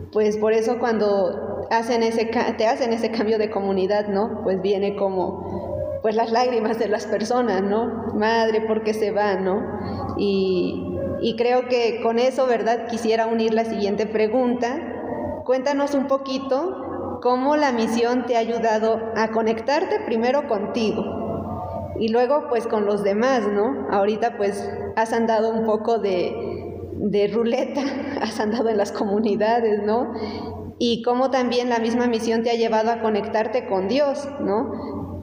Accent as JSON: {"language": "Spanish", "country": "Mexico", "said": "como mexicanas"}